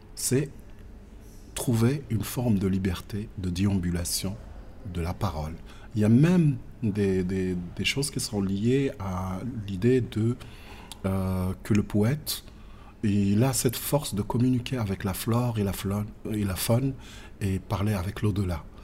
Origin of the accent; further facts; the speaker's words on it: Agadir, Souss-Massa, Morocco; also born or lived in Akka; je suis né à Aka. Euh, vite fait, j'ai vu mes parents immigrer partir encore dans le sud, mais cette fois-ci dans la ville. C'était à, à Agadir, où j'ai passé ma petite enfance